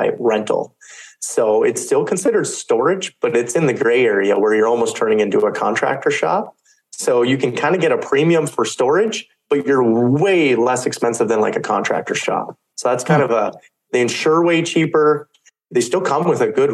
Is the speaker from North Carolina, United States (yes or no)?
no; North Dakota, United States; we're in the Midwest. I'm from North Dakota.